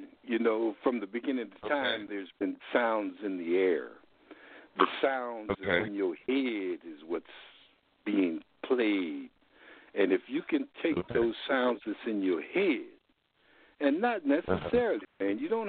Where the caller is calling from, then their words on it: San Francisco, California, United States; I'm calling from San Francisco